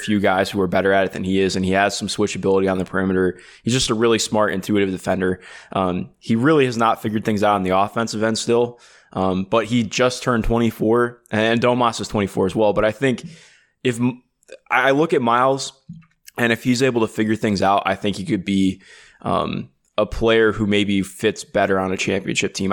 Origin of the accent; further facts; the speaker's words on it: Cleveland, Ohio, United States; I grew up in Cleveland